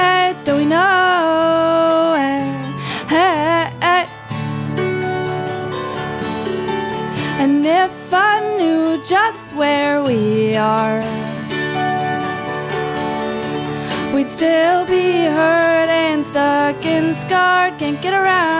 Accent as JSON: {"language": "English", "town": "Toronto", "region": "Ontario", "country": "Canada", "moved": "as an adult", "lives_now": "Montreal, Canada", "said": "I've been living in Montreal for about 7 years, but I'm initially from Toronto"}